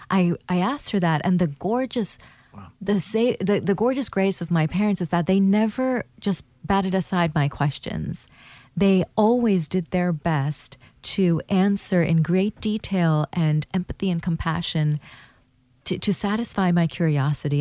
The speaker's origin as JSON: {"language": "English", "country": "Thailand", "tie": "born or raised there", "also_born_or_lived": "Bangladesh / Hawaii", "moved": "yes", "lives_now": "Portland, United States", "said": "I'm from Bangladesh and I was raised in Thailand. I was born in Bangladesh in 1983"}